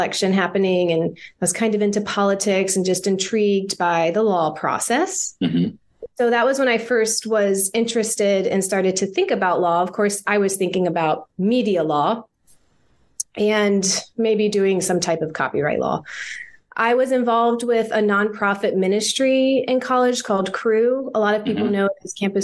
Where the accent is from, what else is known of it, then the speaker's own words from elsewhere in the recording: Jacksonville, Florida, United States; also born or lived in Gainesville, Florida; I'm originally from Jacksonville, Florida. So Florida native